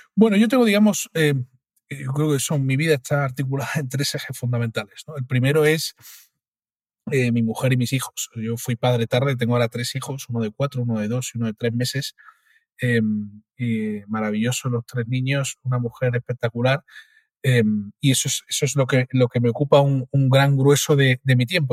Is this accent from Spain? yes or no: yes; Cádiz, Andalusia, Spain; soy de Cádiz